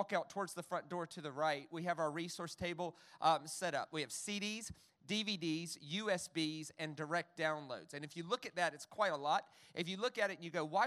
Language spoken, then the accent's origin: English; the South, United States; I grew up in the South. In America